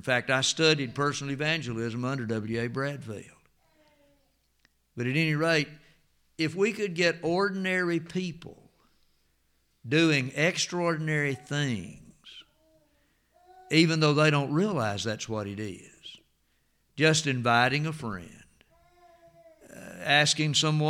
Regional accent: Antioch, Tennessee, United States; Some of you remember Miss Dixie and Mr. Donald from down on Flint's Creek, went to Antioch where I grew up in Jackson County.

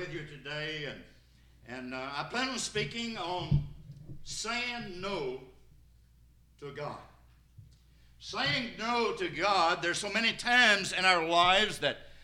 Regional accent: Sparta, Tennessee, United States; I'm from Sparta over in White County

